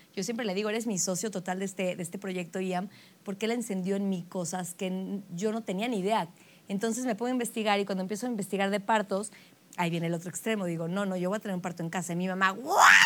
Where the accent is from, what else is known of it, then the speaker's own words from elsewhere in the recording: Mexico City, Mexico; De la Ciudad de México. Nací en la Ciudad de México